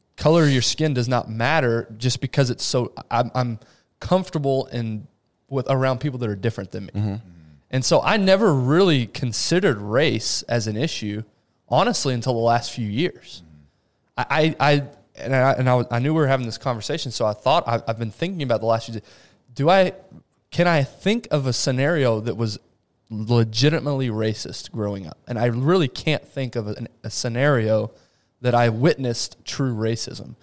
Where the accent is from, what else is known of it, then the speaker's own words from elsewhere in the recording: Abilene, Texas, United States; also born or lived in Rio de Janeiro, Brazil; Abilene, Texas is nothing.